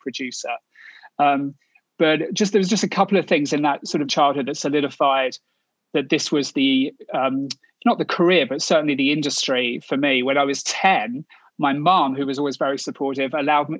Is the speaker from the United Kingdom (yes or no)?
yes; Kent, South East England, United Kingdom; moved away as an adult; now in United States; So I'm from Kent, which is the largest county, but obviously it's England, so it's still pretty small. Southeast of London, about an hour outside of London.